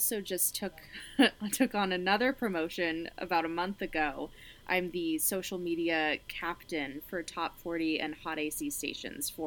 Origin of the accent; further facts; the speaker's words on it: Fort Collins, Colorado, United States; my hometown radio station. This is in Fort Collins, Colorado